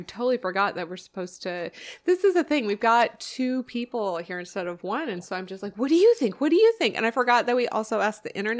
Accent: Tacoma, Washington, United States; I'm from Tacoma

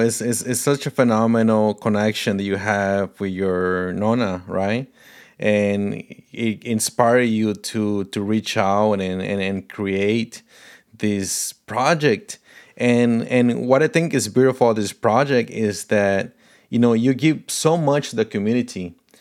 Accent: Paraguay; first language Portuguese; English is a second language; now in United States; Portuguese is my first language. My mom is Brazilian from Paraná. So, you know, we grew up in a house, uh, speaking Portuguese, but I was born in Paraguay, so we spoke Spanish there

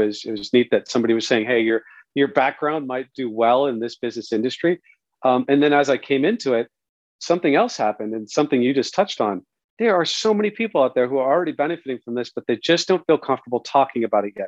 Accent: Santa Cruz, California, United States; moved away; I grew up originally in Santa Cruz, California

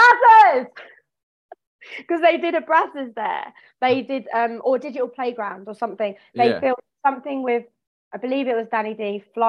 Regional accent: Croydon, London, United Kingdom; I'm from Croydon.

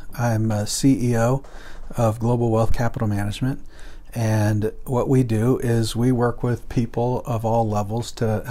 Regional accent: Guatemala; also born or lived in United States / Colombia; I was born in the United States, but I was raised in Central and South America, in Guatemala and Colombia.

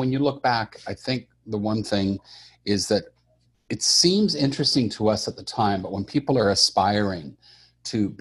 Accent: Montreal, Quebec, Canada; I grew up in Montreal, Canada

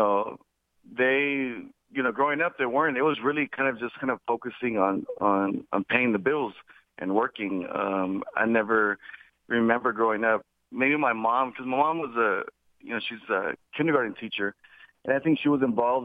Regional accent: Dallas, Texas, United States; I'm from Dallas, Texas. I grew up in a you know, low socioeconomic neighborhood, Oak Cliff.

